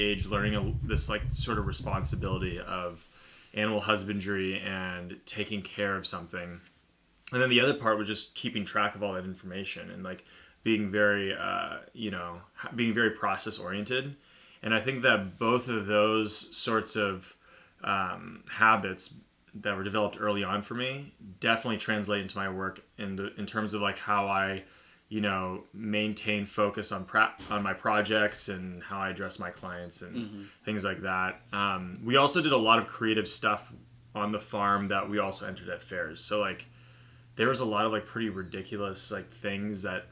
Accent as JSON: {"language": "English", "town": "Deming", "region": "Washington", "country": "United States", "tie": "born or raised there", "also_born_or_lived": "Florida / Bellingham, Washington / Seattle, Washington", "said": "When I was 5, my parents bought a farm in Deming, Washington"}